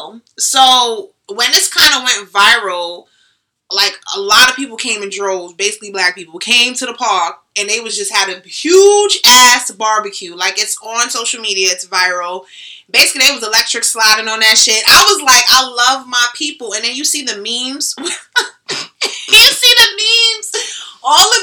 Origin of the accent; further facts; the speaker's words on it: Jamaica; I'm Jamaican.